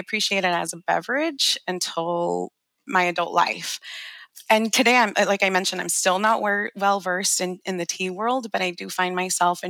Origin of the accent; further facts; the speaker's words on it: Los Angeles, California, United States; I grew up in Los Angeles